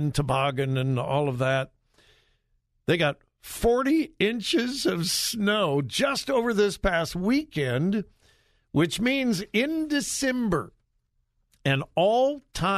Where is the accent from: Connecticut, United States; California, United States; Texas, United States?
California, United States; now in Columbus, United States; I'm in Columbus, Ohio, but I am originally from California. I've been gone a long, long, long, long time